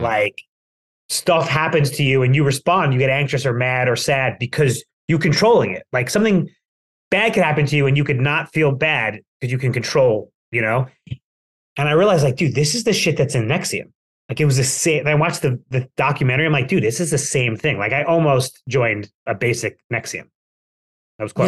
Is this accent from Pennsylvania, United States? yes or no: no; Plainview, New York, United States; moved away; when I was in Plainview, which we can say is my hometown, we're both Long Islanders